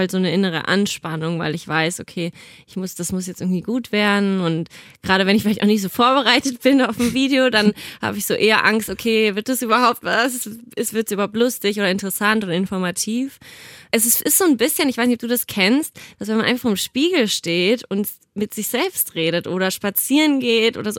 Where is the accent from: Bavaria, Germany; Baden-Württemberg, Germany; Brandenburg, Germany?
Bavaria, Germany; Nuremberg; now in Cologne, Germany; Also ich komme ja ursprünglich aus Nürnberg